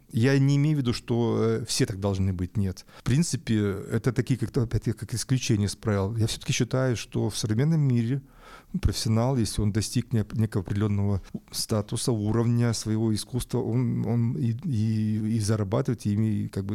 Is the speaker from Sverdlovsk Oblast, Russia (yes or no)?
yes; Yekaterinburg, Sverdlovsk Oblast, Russia; moved away as an adult; also born or lived in Saint Petersburg; я сам уралец по, по всем корням